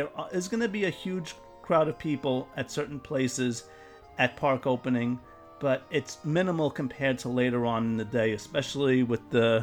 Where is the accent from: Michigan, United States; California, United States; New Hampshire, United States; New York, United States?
New York, United States; I'm a New Yorker.